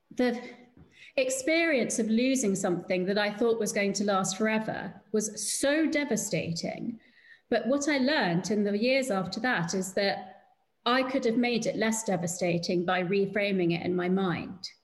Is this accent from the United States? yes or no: no; United Kingdom